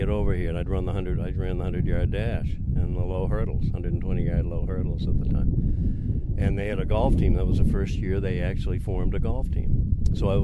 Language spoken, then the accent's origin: English; Houlton, Maine, United States; it was a wonderful little town to grow up